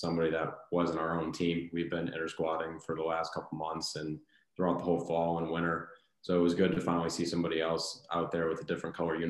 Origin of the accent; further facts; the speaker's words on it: Watertown, Connecticut, United States; I grew up in Watertown, Connecticut, about 45 minutes from Fairfield